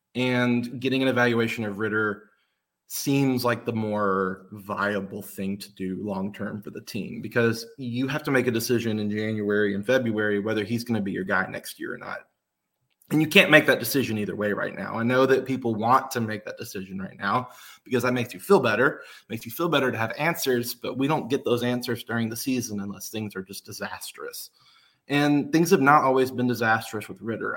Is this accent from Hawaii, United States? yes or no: no; Nashville, Tennessee, United States; I'm from Nashville